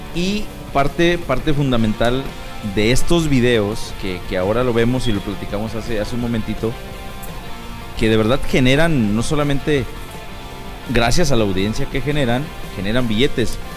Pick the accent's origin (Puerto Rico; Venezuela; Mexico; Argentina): Mexico; especialmente como mexicanos